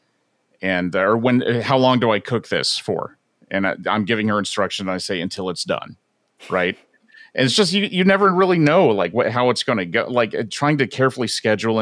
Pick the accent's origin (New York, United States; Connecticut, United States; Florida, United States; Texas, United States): Florida, United States; now in Seattle, United States; I grew up not in Seattle. I grew up in Florida